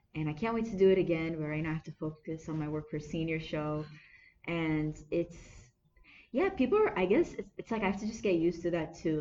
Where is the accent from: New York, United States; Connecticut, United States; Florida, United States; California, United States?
California, United States; Anaheim; I was born and raised in Anaheim. I'm American